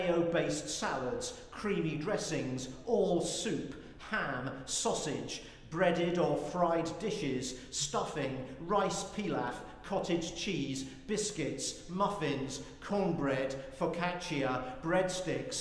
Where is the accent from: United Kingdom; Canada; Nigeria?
United Kingdom; moved away as an adult; now in United States; I'm British